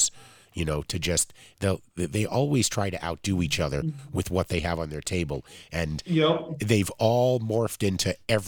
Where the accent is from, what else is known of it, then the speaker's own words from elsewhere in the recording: New York City, New York, United States; I'm from Flushing